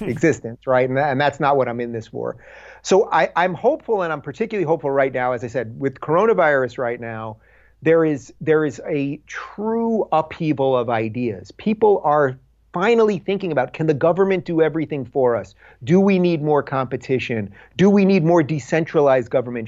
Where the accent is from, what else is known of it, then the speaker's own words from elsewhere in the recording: Long Island, New York, United States; I grew up in Long Island in middle class to maybe slightly upper middle class